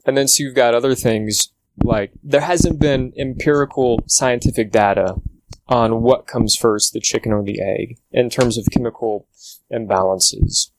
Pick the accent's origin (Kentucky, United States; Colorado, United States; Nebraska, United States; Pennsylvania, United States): Kentucky, United States; Louisville; I was born and raised in the Louisville, Kentucky area